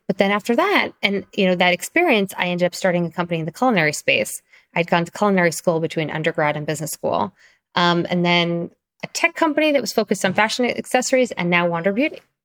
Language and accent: English; Long Island, New York, United States; also born or lived in Springfield, Illinois; I primarily grew up in Long Island, which is kind of suburbs of Manhattan